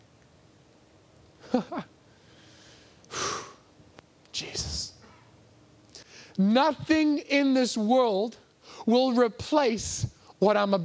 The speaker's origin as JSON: {"language": "English", "region": "England", "country": "United Kingdom", "said": "I'm English"}